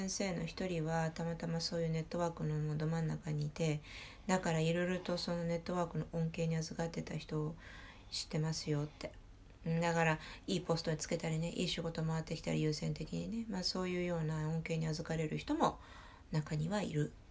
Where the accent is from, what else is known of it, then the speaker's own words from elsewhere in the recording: Bourgogne-Franche-Comté, France; Japanese is a second language; フランスは正直に、いや、俺ニースじゃないよ、ブルゴーニュだよって言ったら、